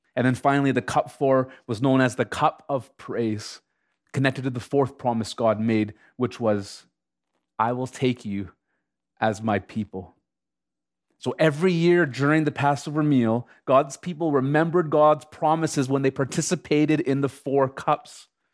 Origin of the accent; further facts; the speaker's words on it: Canada; as a Canadian citizen